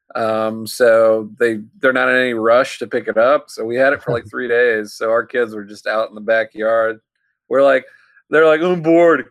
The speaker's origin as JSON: {"language": "English", "town": "New Orleans", "region": "Louisiana", "country": "United States", "said": "I'm from New Orleans."}